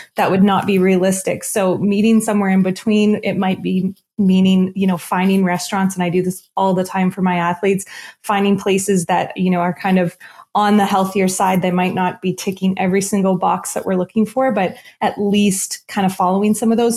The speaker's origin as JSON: {"language": "English", "region": "Nova Scotia", "country": "Canada", "said": "I'm from Nova Scotia"}